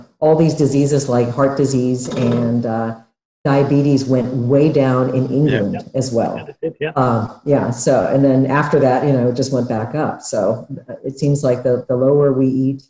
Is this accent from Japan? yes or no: yes; Japan; now in United States; I was growing up in Japan back in the 1950s and 60s